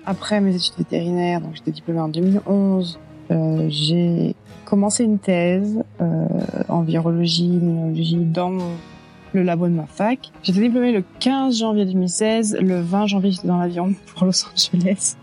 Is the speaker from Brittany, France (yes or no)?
yes; Brittany, France; moved away as an adult; also born or lived in Belgium; now in Carlsbad, United States; je viens de Bretagne en, bah, en France